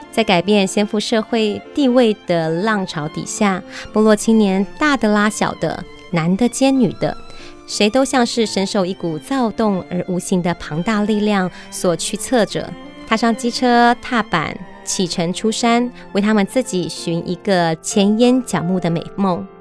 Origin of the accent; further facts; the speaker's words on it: Taiwan; 像我啊，其实呃，我是。从小在这个都市长大的原住民二代